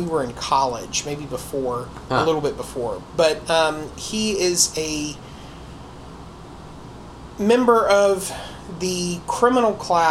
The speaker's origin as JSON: {"language": "English", "region": "North Carolina", "country": "United States", "tie": "born or raised there"}